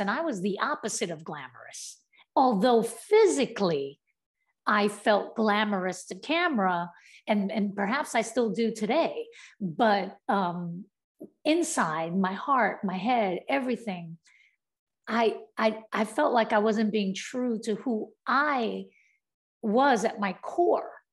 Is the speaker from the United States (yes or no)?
yes; New York City, New York, United States; growing up in Brownsville, I just wanted to be like a part of my community